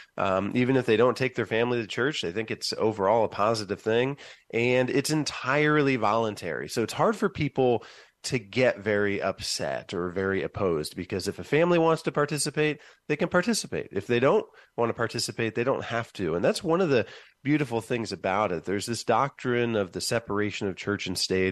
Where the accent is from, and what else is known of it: Van Wert, Ohio, United States; born or raised there; moved away as an adult; now in Columbus, United States